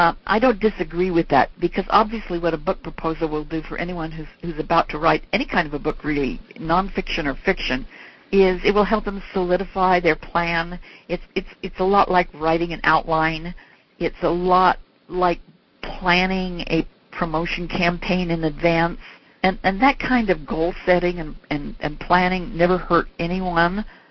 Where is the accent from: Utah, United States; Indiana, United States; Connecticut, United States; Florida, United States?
Utah, United States; Salt Lake City; moved away; Salt Lake City's my hometown